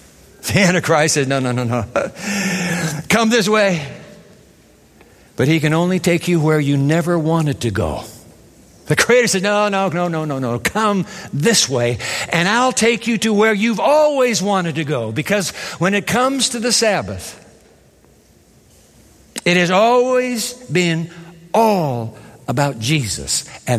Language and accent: English; Japan; I grew up in Japan. And I used to go to school every day on the trains of Japan.